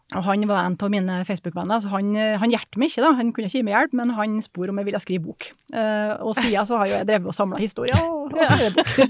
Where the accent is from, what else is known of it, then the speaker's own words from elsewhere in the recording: Surnadal, Møre og Romsdal, Norway; Helt fra indre Nordmøre, da, Surndalen, der jeg kommer fra